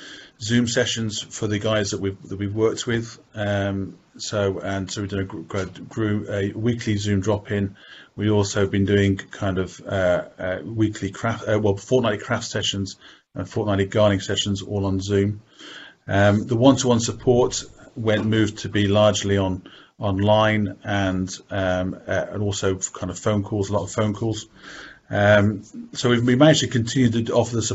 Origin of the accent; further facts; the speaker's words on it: Birmingham, West Midlands, United Kingdom; I'm from Birmingham. I've lived here all my life